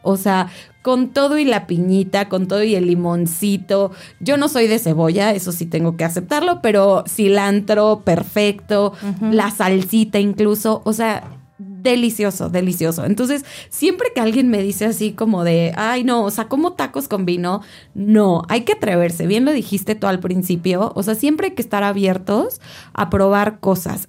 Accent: Mexico; todos, todos como mexicanos tenemos el compromiso

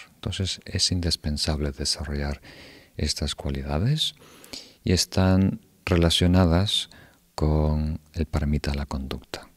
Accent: Uruguay; donde yo crecí en Uruguay

